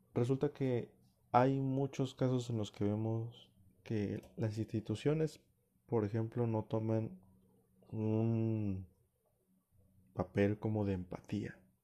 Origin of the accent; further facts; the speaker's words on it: Mexico; yo soy mexicano